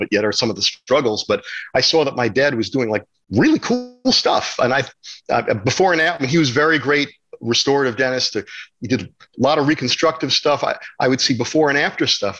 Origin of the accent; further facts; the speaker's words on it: New Jersey, United States; moved away; also born or lived in Manhattan, New York City; I was born in Manhattan, and we lived there until I was about 6 or 7 years old. Then we moved to New Jersey